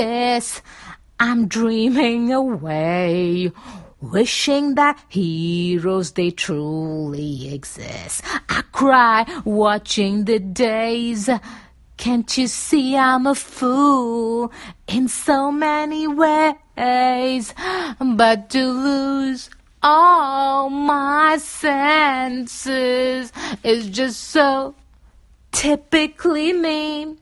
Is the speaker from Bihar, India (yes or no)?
no; Mumbai, Maharashtra, India; That's where I was raised, and I was born and raised in Bombay in India